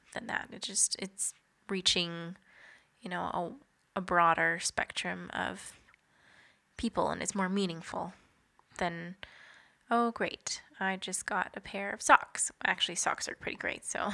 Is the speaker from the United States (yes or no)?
no; Kenora, Ontario, Canada; we are both from Kenora, Ontario, so northwestern Ontario